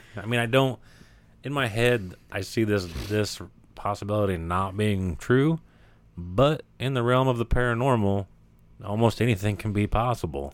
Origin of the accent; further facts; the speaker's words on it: United States; we as Americans